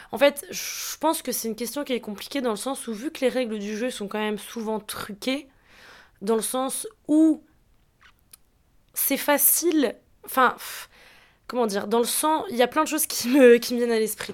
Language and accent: French; Alsace, Grand Est, France; je suis alsacienne